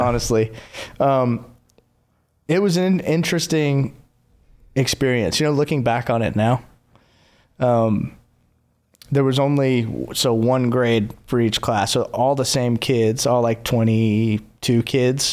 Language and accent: English; Clemmons, North Carolina, United States; moved away as an adult; also born or lived in Los Angeles, California; now in Nashville, United States; Was born and raised in North Carolina. Moved to L A for fifteen years